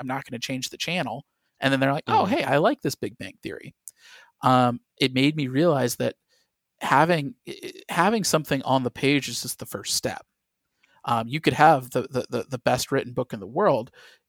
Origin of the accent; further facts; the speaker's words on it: Midwest, United States; And granted, I grew up in the Midwest. You know, I didn't know any professional writers in any capacity